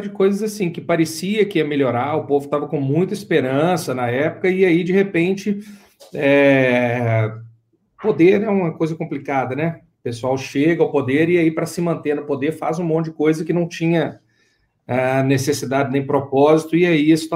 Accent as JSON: {"language": "Portuguese", "town": "Ipatinga", "region": "Minas Gerais", "country": "Brazil", "tie": "born there", "said": "Eu sou, é, não, eu sou brasileiro, eu sou nascido em Ipatinga."}